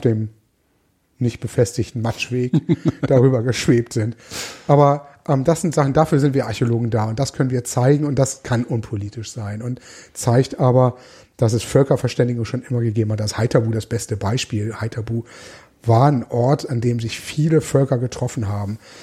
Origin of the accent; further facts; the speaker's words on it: Hamburg, Germany; ich überzeugter Hamburger bin